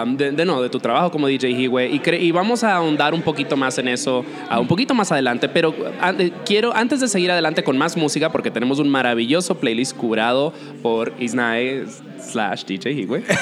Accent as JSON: {"language": "Spanish", "country": "Dominican Republic", "tie": "born or raised there", "also_born_or_lived": "New York", "moved": "yes", "said": "Yo, yo me crié en la República Dominicana"}